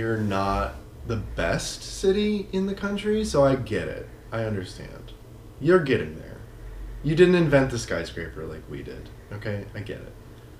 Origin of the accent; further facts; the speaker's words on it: West Coast, United States; Oh my god, we're from the West Coast.